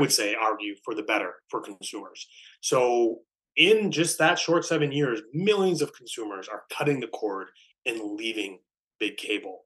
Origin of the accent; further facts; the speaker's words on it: Wisconsin, United States; moved away as an adult; now in Washington, D.C., United States; working for my home state senator, Senator Herb Kohl